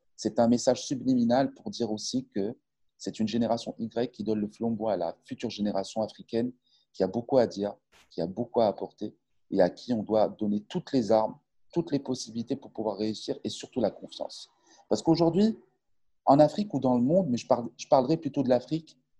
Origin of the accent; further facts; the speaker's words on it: Casablanca, Casablanca-Settat, Morocco; also born or lived in Montpellier, France; Je suis natif de Casablanca